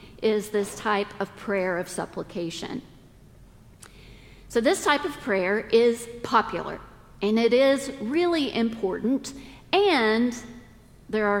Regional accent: the South, United States; we're all from the South

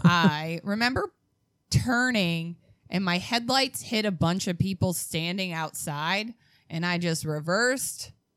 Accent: Calumet City, Illinois, United States; Well, I grew up in Calumet City. Calumet City is the first suburb south of the city of Chicago.

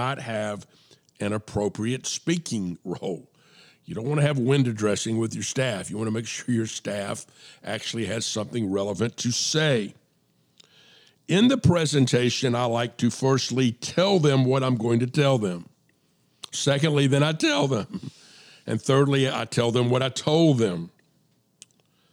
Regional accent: DeKalb County, Atlanta area, Georgia, United States; I went to Avondale

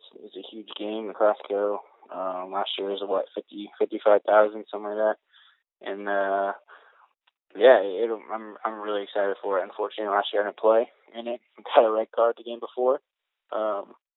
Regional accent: East Bay, California, United States; being an East Bay guy, the Earthquakes, that was the team

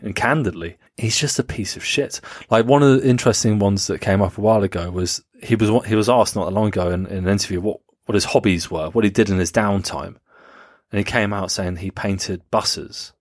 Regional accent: United Kingdom; I was never ashamed to admit to being British

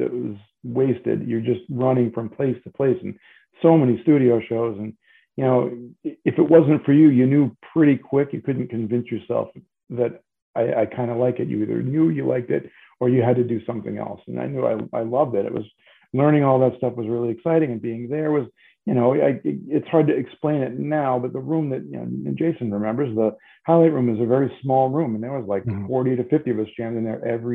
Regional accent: New England, United States; I'm from New England.

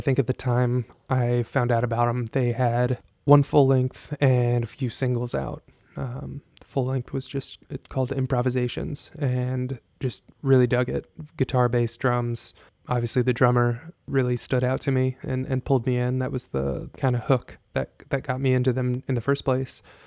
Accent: Jasper, Texas, United States; moved away; I grew up in Jasper, Texas

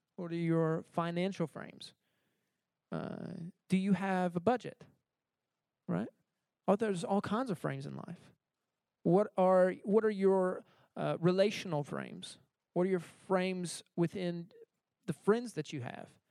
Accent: United States; moved away as an adult; I grew up in America, uh, so I was used to uh, grocery stores

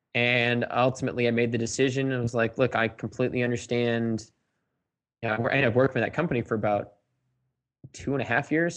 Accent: Sandwich, Massachusetts, United States; I was born and raised in East Sandwich, Massachusetts

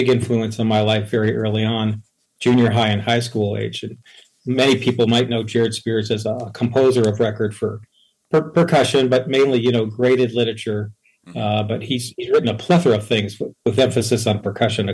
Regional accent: Cleveland, Ohio, United States; I was born and raised in Cleveland and North Olmsted, actually, on the west side.

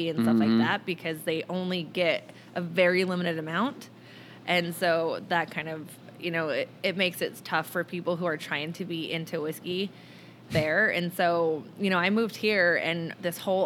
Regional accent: a suburb of Salt Lake, Utah, United States; now in Chicago, United States; growing up in Utah

